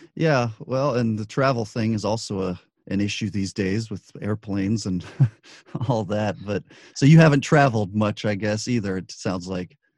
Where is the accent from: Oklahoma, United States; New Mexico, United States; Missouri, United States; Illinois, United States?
New Mexico, United States; Albuquerque; moved away; also born or lived in Los Angeles; I grew up in Albuquerque